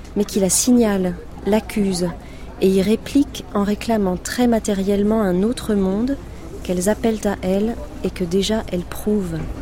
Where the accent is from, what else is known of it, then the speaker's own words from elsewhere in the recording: near Nantes, Pays de la Loire, France; à côté de Nantes. là d'où je viens